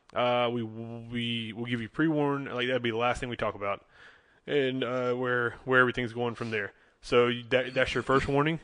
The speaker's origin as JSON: {"language": "English", "town": "Charlotte", "region": "North Carolina", "country": "United States", "said": "we're from the Charlotte, North Carolina area"}